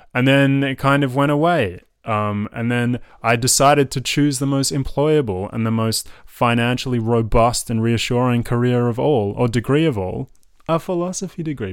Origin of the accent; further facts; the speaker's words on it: Melbourne, Victoria, Australia; accent: Melbourne; also born or lived in France; I was raised in Melbourne. Uh, Melbourne is my home. Um, my accent is from Melbourne.